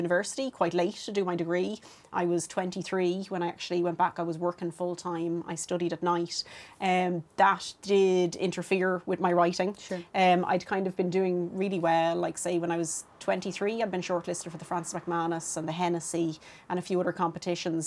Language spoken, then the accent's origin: English; Dublin, Leinster, Ireland; I grew up in Clondalkin, and there wasn't a whole lot going on then in Clondalkin